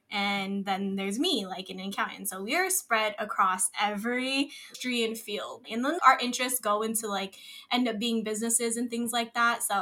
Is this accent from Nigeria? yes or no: no; Philippines; yes, I am Filipino. And yes, I try to be as much as part of my culture as possible.